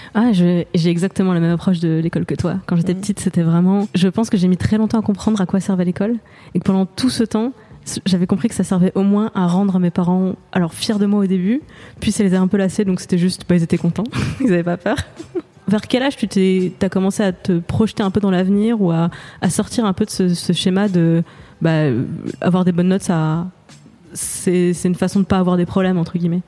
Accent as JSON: {"language": "French", "area": "Moselle", "region": "Grand Est", "country": "France", "said": "je viens de Moselle, euh, pareil de la frontière allemande"}